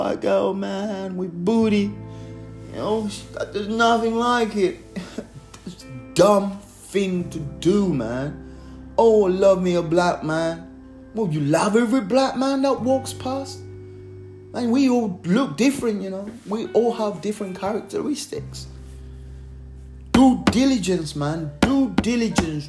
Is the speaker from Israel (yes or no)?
no; Malawi; now in Surrey, United Kingdom; from back home from Malawi